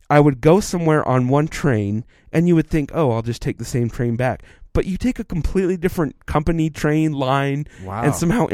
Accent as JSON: {"language": "English", "region": "Utah", "country": "United States", "said": "when you tell somebody you're from Utah, you normally say I'm from Salt Lake because most people know Salt Lake."}